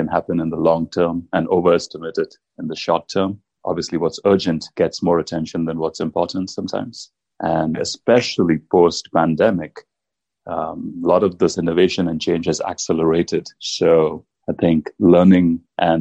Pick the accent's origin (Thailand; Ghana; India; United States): India; moved away as an adult; I grew up in India